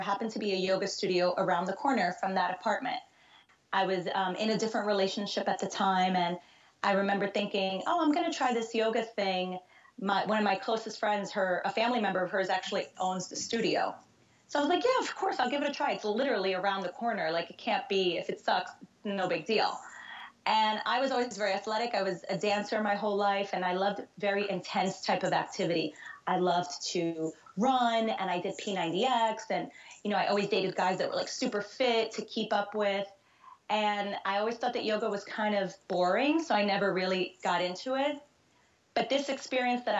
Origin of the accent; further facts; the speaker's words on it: New York City, New York, United States; moved away as an adult; also born or lived in Brazil / Hoboken, New Jersey; I was born in Brazil and grew up in the New York City area my whole life